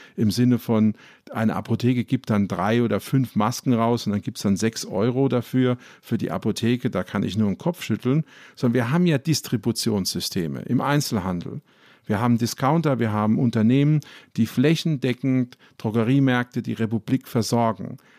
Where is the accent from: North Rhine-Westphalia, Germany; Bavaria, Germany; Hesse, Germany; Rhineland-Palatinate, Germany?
Rhineland-Palatinate, Germany; Ludwigshafen; ich komme zum Beispiel aus Ludwigshafen, das ist die Stadt der BSF.